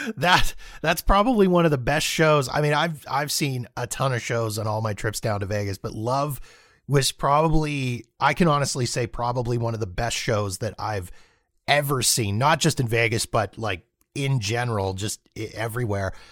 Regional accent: Canada; as a Canadian north of the border with, you know, gun control and free healthcare

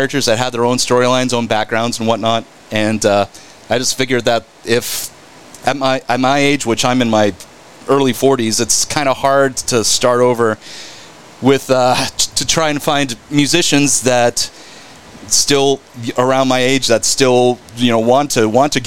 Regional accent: North Richland Hills, Texas, United States; also born or lived in Burleson / Euless; I grew up in North Richland Hills

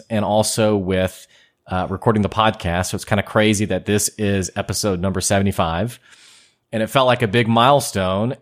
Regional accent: United States; I'm from here.

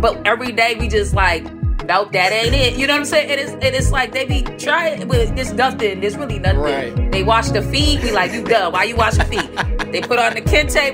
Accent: Boston, Massachusetts, United States; I was a kid, you know, growing up in Dorchester and Boston

